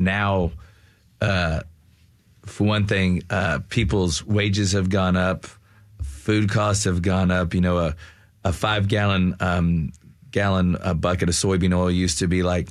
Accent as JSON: {"language": "English", "region": "the South", "country": "United States", "tie": "born or raised there", "said": "growing up in the South, being white"}